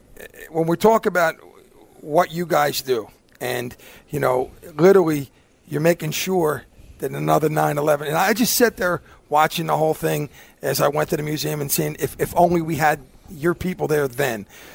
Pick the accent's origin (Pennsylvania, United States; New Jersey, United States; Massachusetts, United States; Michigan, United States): Pennsylvania, United States; Philadelphia; My hometown, by the way.